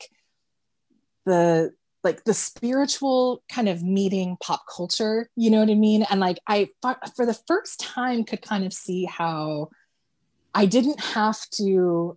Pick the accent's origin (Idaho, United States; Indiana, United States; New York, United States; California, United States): California, United States; moved away as an adult; now in Washington, United States; I grew up in California and I moved to Washington, and after a few years of living here